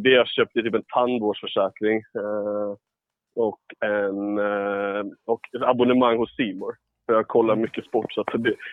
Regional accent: Ängelholm, Skåne, Sweden; jag är från Ängelholm

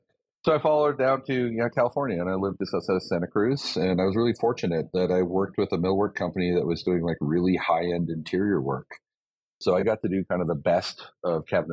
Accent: Canada; growing up in a country that gives a crap about its people.

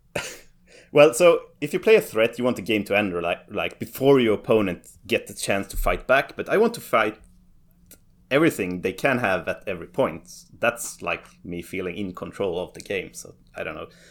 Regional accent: Sweden; I'm from, yeah, well, Sweden

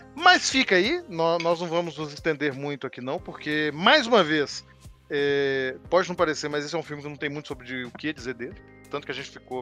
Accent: Minas Gerais, Brazil; Uai, para me entregar aqui como mineiro. Uai.

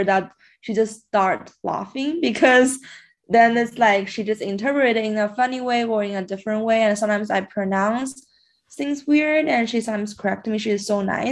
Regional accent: China; first language Chinese; English is a second language; moved away as an adult; now in Canada; I actually grew up in China. And before I just like use Chinese as my first language to communicate. After I moved here for university, English become the main language I use.

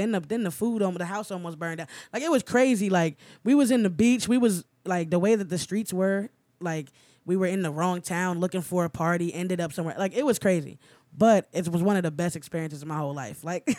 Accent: New Jersey, United States; moved away as an adult; also born or lived in Orlando; I'm from New Jersey.

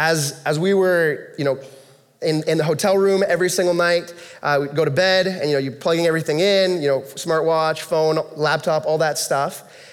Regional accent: United States; I'm American

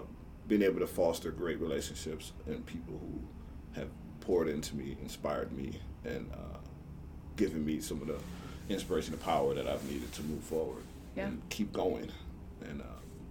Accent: Minneapolis, Minnesota, United States; also born or lived in Devils Lake, North Dakota; I'm a city kid. I grew up in Minneapolis

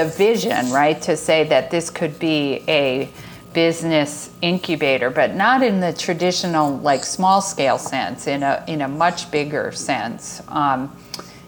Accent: outside of New York City, United States; moved away; I grew up outside of New York City

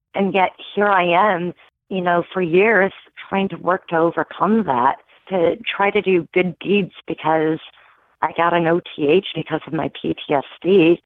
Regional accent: Michigan, United States; born or raised there

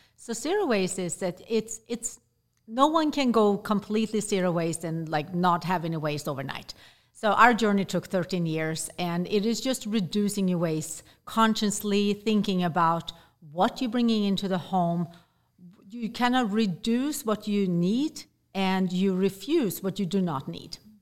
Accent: Sweden; moved away; I grew up in Sweden

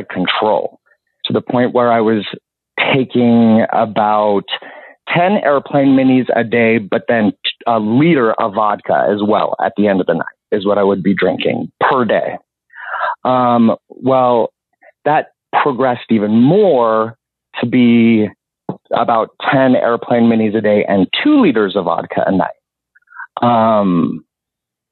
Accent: Utah, United States; moved away; also born or lived in South Florida / Orlando / South Carolina / Los Angeles; I was born and raised in Utah and born and raised Mormon

